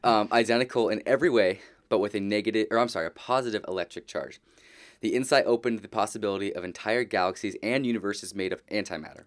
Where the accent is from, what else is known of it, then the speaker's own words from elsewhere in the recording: Southern California, United States; I grew up here in Southern California.